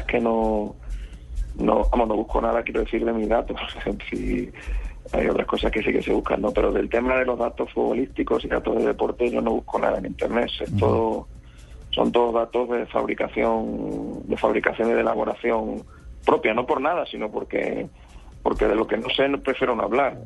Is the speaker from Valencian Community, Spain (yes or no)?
no; Badajoz, Extremadura, Spain; now in Madrid, Spain; ahora estoy en Badajoz, que es mi ciudad natal, es una ciudad de Extremadura